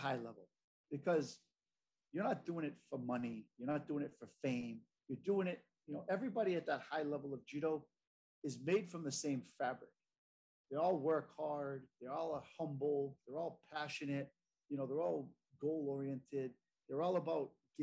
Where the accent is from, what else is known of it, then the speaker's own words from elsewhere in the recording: United States; as an American